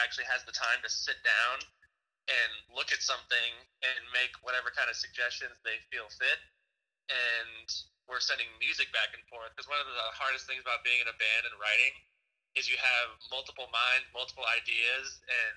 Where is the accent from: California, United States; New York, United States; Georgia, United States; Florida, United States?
California, United States; Southern; growing up in Southern California